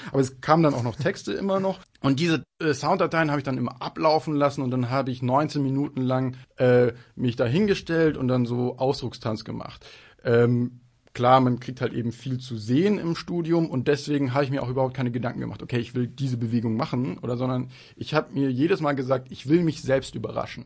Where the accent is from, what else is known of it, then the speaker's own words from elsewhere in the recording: Munich, Bavaria, Germany; ich komme aus München